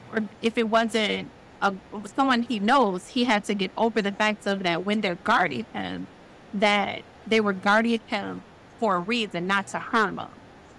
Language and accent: English; Milwaukee, Wisconsin, United States; Actually, all my life. I grew up in Milwaukee. I've been here for the last, probably, I'm just going to say 100 years to be safe on my age.